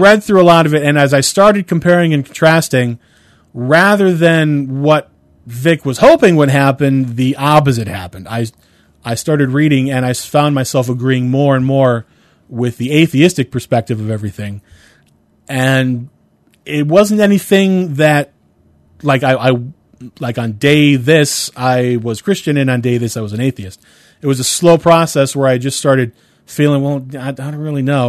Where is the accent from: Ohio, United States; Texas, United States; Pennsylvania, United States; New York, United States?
Ohio, United States; Cleveland; I'm from Cleveland